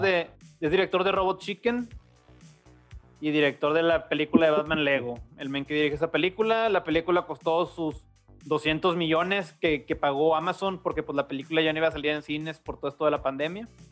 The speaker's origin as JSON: {"language": "Spanish", "country": "Mexico", "said": "Aquí en México somos así"}